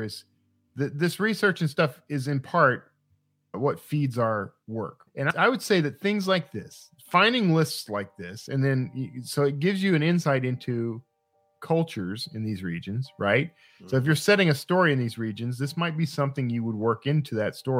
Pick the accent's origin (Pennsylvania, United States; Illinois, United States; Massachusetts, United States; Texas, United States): Texas, United States; Wild Peach; When I was growing up in Wild Peach, Texas, organ meat was just part of what you ate.